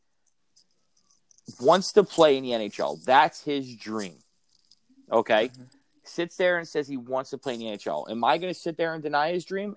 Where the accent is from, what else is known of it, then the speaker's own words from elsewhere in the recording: United States; also born or lived in Canada; being an American kid playing in Canada.